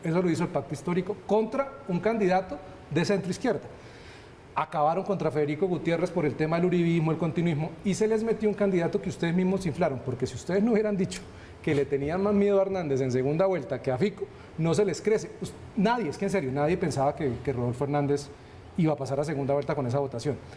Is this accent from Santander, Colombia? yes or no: yes; Bucaramanga, Santander, Colombia; yo soy de Bucaramanga